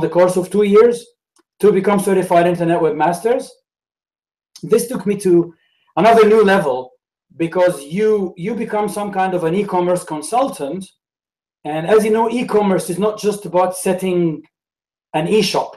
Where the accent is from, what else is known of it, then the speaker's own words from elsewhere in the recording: Alexandria, Alexandria Governorate, Egypt; English is a second language; moved away as an adult; also born or lived in Saudi Arabia / Bahrain / United Kingdom / Canada; So I'm from Alexandria, which is the north of Egypt. And I grew up there